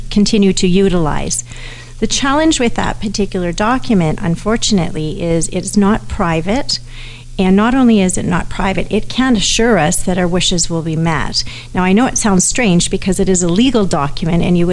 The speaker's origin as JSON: {"language": "English", "country": "Canada", "said": "I'm a Canadian"}